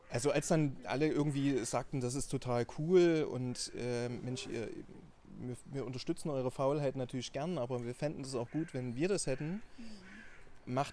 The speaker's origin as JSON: {"language": "German", "town": "Dresden", "region": "Saxony", "country": "Germany", "accent": "Saxon", "said": "Äh, man merkt es ein bisschen nur am anderen Sächsisch. Äh, ich komme aus Dresden"}